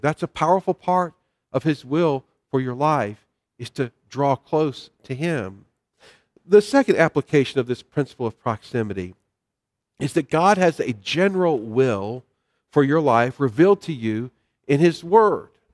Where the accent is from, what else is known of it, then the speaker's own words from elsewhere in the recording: the South, United States; I grew up in the South